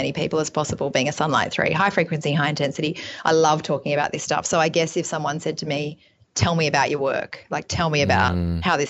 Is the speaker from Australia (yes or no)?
yes; Australia; as an Australian